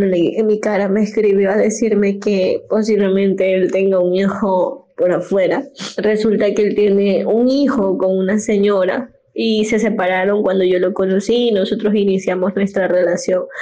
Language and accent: Spanish; Ecuador; Soy de Ecuador.